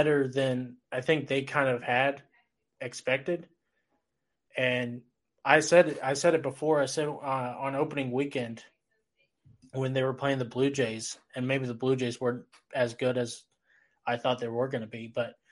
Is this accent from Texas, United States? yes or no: yes; Texas, United States; I am actually from Texas